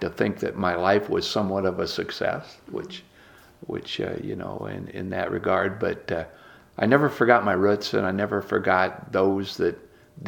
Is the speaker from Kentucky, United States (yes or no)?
no; Fort Wayne, Indiana, United States; I was born and raised right here in Fort Wayne